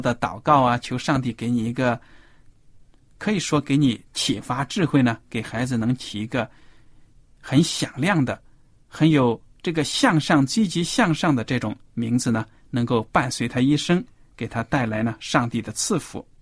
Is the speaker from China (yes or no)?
yes; China; 对我们中国人来说，可以说是非常陌生的一个礼节